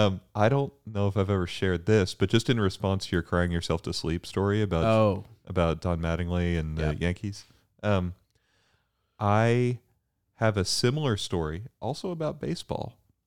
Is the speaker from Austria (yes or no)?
no; Bermuda; also born or lived in Houston, United States; I was born in Houston, and even though I grew up in Bermuda, I always knew I was from Houston.